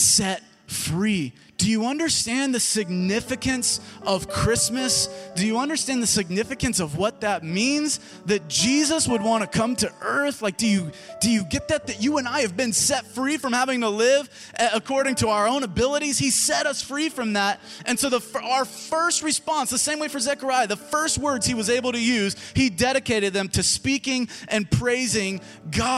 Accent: Germantown, United States; this is my hometown.

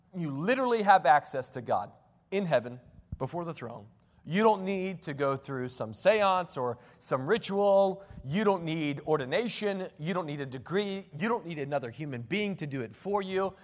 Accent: Selma, North Carolina, United States; I grew up in the cut, I grew up in Selma, North Carolina.

